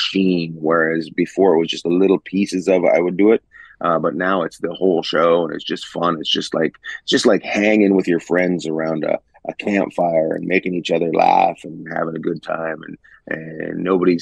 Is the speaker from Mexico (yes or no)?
no; Northern Canada, Canada; moved away; also born or lived in Vancouver, British Columbia / New York City / Los Angeles; I'm originally from Canada, northern Canada, up near Alaska